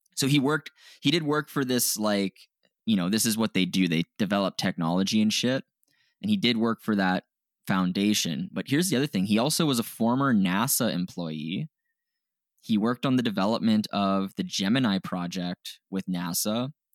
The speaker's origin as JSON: {"language": "English", "country": "Canada", "said": "we're Canadian."}